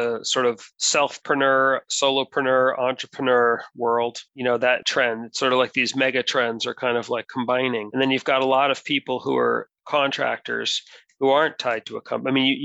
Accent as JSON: {"language": "English", "country": "United States", "said": "I'm monocultural. I'm from the United States."}